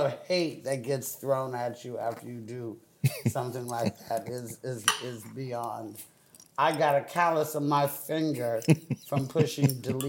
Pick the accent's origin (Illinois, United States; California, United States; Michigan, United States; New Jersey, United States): California, United States; Oakland; I'm from Oakland, motherfucking California.